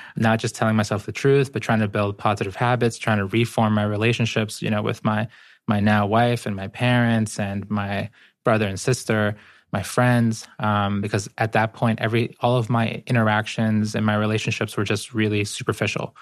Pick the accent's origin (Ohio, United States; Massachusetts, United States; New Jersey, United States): Massachusetts, United States; Boston; born or raised there; English is a second language; also born or lived in Guayaquil, Ecuador